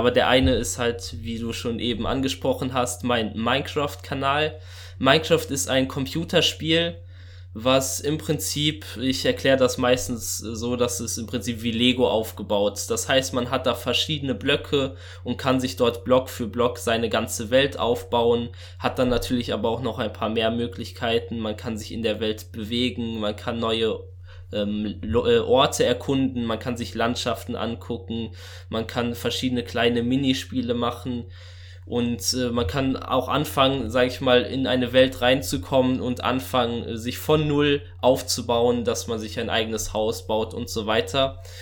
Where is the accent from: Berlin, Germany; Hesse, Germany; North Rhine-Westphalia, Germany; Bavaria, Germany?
North Rhine-Westphalia, Germany; Bielefeld; ich komme ursprünglich aus Bielefeld, aus einer relativ großen Gemeinde mit ungefähr 960 Mitgliedern. Das ist die Mennonitenbrüdergemeinde in Bielefeld, Hepen-Oldentrupp. Und ja, ich bin dort aufgewachsen, bin dort schon immer zur Kirche gegangen